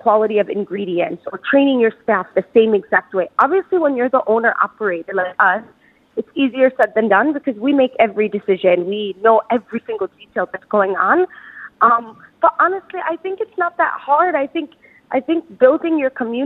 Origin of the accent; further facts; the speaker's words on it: United States; now in Dubai, United Arab Emirates; I grew up in the States